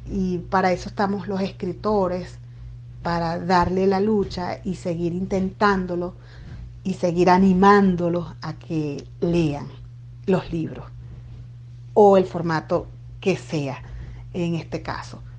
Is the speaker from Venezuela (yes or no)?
yes; Venezuela; distribuirlo en Venezuela, por supuesto, para mí sería, bueno, una gran dicha, una alegría que, que esté allá en mi país.